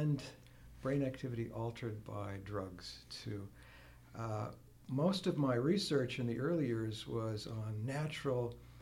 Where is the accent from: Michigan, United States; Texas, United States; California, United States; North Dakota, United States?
North Dakota, United States; small town near Fargo; moved away as an adult; also born or lived in Washington, D.C. / Pennsylvania; now in Wisconsin, United States; I grew up in North Dakota, not far from home, small town near Fargo